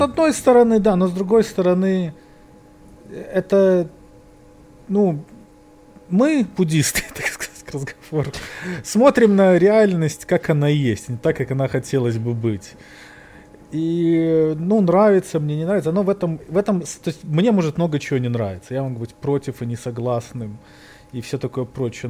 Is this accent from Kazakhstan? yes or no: no; Belarus; now in New York, United States; Мы же белорусы